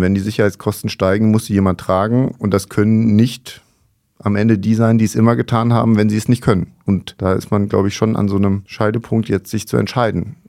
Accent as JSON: {"language": "German", "town": "Mainz", "region": "Rhineland-Palatinate", "country": "Germany", "said": "als Mainzer"}